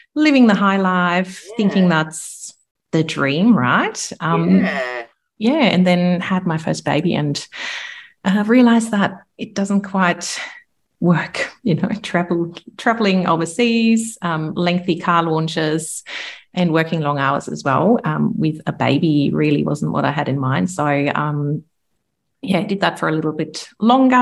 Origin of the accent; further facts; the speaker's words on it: Germany; accent: German; English is a second language; moved away as an adult; also born or lived in London; I'm originally from Germany. You can probably tell by the accent